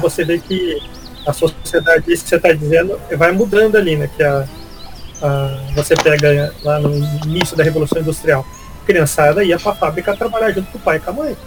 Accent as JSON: {"language": "Portuguese", "region": "northern Paraná", "country": "Brazil", "moved": "yes", "lives_now": "Curitiba, Brazil", "said": "também não sou aqui do, de Curitiba, sou do norte do Paraná"}